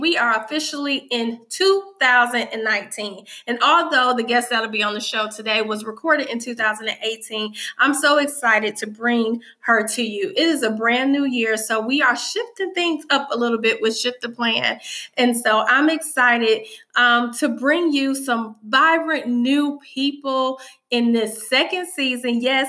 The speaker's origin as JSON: {"language": "English", "region": "California", "country": "United States", "said": "I'm from Cali."}